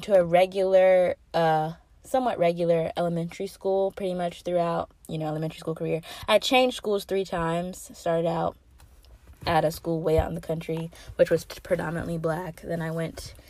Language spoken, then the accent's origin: English; North Carolina, United States; I grew up in the South. I'm from North Carolina.